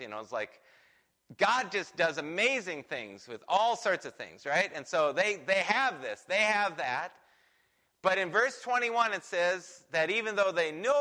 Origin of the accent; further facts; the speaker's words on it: United States; I'm from America